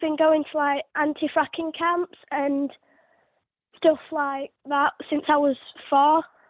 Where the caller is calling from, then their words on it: Mexborough, Yorkshire and the Humber, United Kingdom; I'm calling from Mexborough.